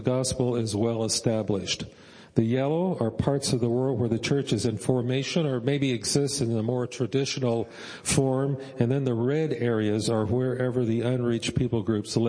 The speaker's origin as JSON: {"language": "English", "country": "United States", "said": "as American Christians"}